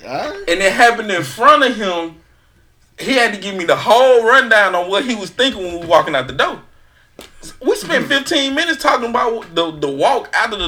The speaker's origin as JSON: {"language": "English", "region": "Mississippi", "country": "United States", "said": "I'm from Mississippi. I ain't been nowhere farther north than St. Louis"}